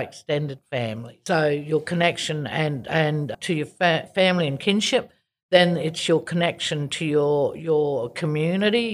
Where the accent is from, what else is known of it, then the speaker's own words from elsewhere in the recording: Darwin, Northern Territory, Australia; moved away as an adult; also born or lived in Kimberley; now in Perth, Australia; I actually was born and grew up in Darwin